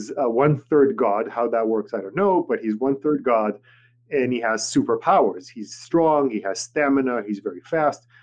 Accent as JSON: {"language": "English", "town": "Tel Aviv", "region": "Tel Aviv District", "country": "Israel", "tie": "born or raised there", "first_language": "Hebrew", "second_language": "English", "moved": "yes", "said": "I grew up in Tel Aviv, Israel"}